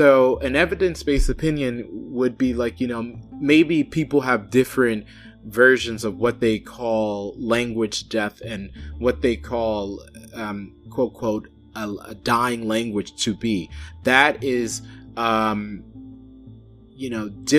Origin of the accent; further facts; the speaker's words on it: New York, United States; moved away; where I'm from in New York, I am more likely to hear Creole walking around my hometown